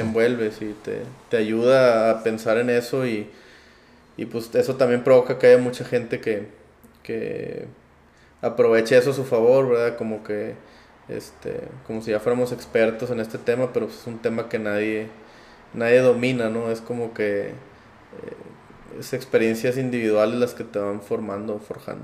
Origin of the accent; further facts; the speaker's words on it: Monterrey, Nuevo León, Mexico; also born or lived in Piedras Negras, Coahuila; nací aquí en Piedras, Piedras Negras, eh, toda mi vida, casi toda mi vida, viví en Monterrey